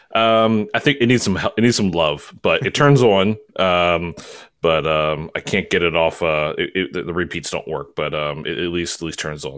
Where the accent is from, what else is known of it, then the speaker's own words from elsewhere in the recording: Baltimore, Maryland, United States; I'm originally from Maryland